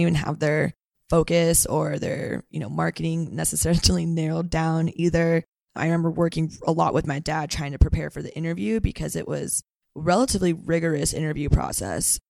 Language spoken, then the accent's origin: English; Santa Cruz, California, United States; now in San Francisco, United States; I am from Santa Cruz, California. So, NorCal girl, through and through.